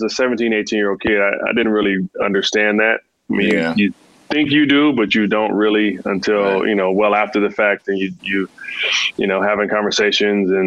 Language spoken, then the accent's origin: English; California, United States; Cali, obviously, you know, it's home, right? This is where I was born and raised